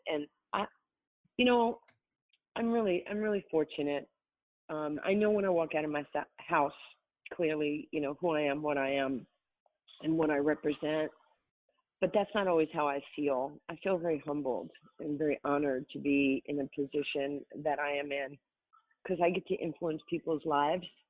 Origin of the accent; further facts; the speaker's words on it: New York, United States; I'm from New York